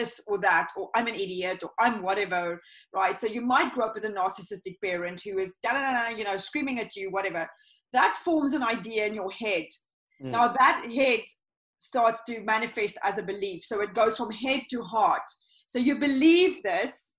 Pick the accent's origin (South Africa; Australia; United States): South Africa; moved away; I come originally from South Africa